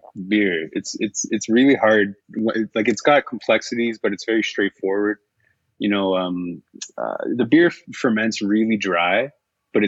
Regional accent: Cambridge, Ontario, Canada; I'm born and raised in Cambridge. So I grew up a couple blocks from where the brewery is located.

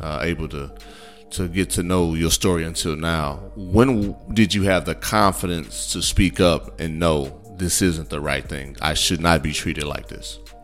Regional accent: Midwest, United States; now in Texas, United States; growing up in the Midwest

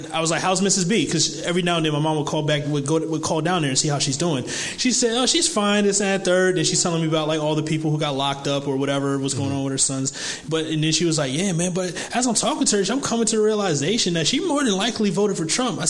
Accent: the South, United States; moved away; I grew up in the South.

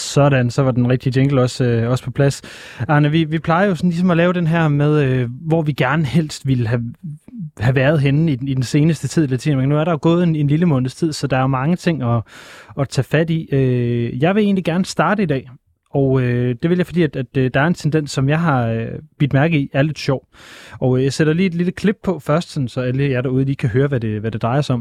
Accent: Aalborg, North Denmark Region, Denmark; Men nu er jeg vokset op i Aalborg

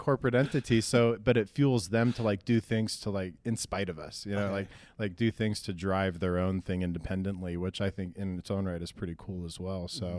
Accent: Lincoln, Nebraska, United States; moved away as an adult; now in Denver, United States; But, no, I moved from Lincoln, Nebraska, when I was 21.

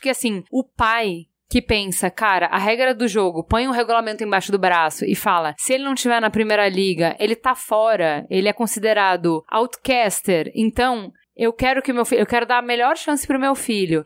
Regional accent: Brazil; nós somos brasileiros

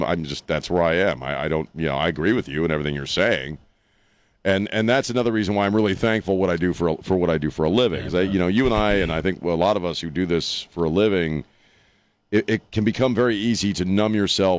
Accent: East Coast, United States; I grew up on the East Coast

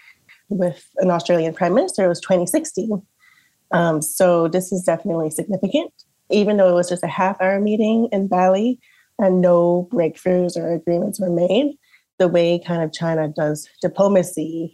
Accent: Canada; as Canadian

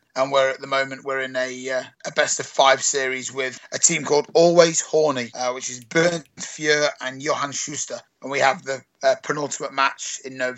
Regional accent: United Kingdom; I'm British

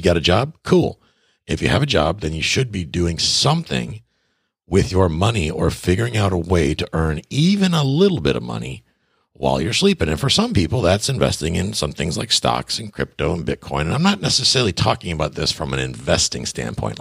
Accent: Buffalo, New York, United States; also born or lived in Tarpon Springs, Florida; now in Key West, United States; I'm from Buffalo, New York, originally

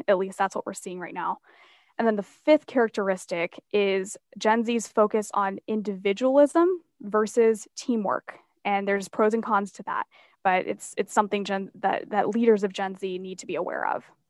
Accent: Asheville, North Carolina, United States; the mountains of Asheville, which is my hometown

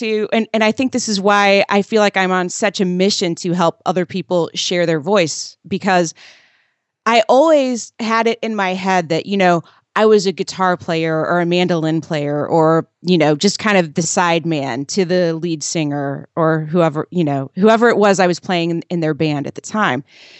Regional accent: Indiana, United States; I grew up in Southern Indiana and was encouraged at an early age to, you know, take piano lessons and play sports

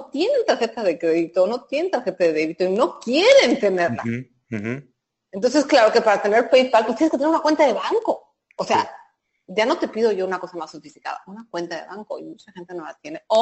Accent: Mexico

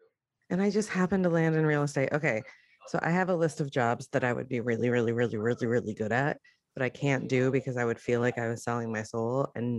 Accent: New Jersey, United States; And I'm from Jersey.

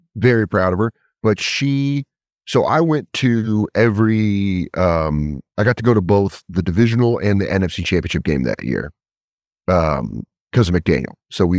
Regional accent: Colorado, United States; born or raised there; also born or lived in Connecticut / Denver

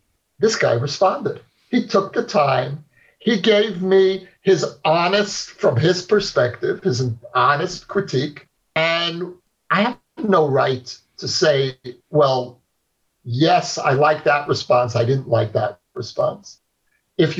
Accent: New York City, New York, United States; I grew up in Brooklyn of the 1960s in a neighborhood that's now become very famous or infamous, Borough Park

